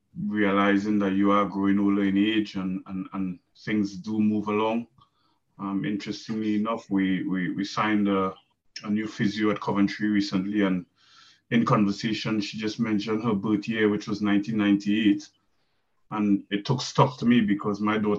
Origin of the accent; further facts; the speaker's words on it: Trinidad & Tobago; moved away as an adult; I'm from Trinidad and Tobago